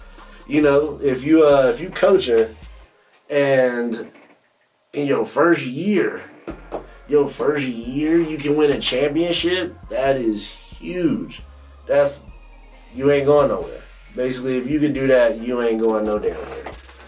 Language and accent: English; North Carolina, United States; I'm from North Carolina.